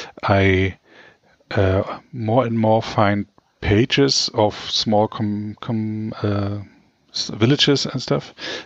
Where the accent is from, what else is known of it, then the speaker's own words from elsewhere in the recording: Frankfurt, Brandenburg, Germany; now in Berlin, Germany; like from my hometown, Frankfurt